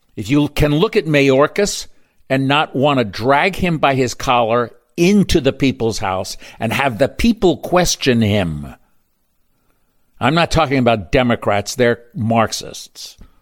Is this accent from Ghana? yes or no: no; Baltimore, Maryland, United States; moved away; Baltimore, my hometown